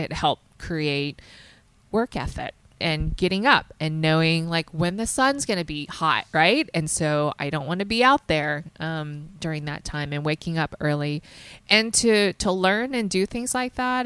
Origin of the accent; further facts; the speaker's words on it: the South, United States; I grew up in the South, so it's pretty humid in the summer